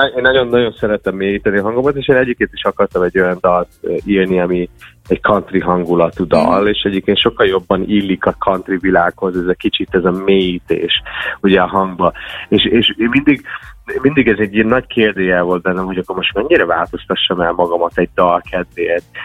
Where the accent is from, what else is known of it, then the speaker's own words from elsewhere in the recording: United States; first language English; Hungarian is a second language; now in Hungary; én Amerikában születtem, és Magyarországra költöztem. Nekem a Magyarország, most is lehet hallni a hangomon, de ez a második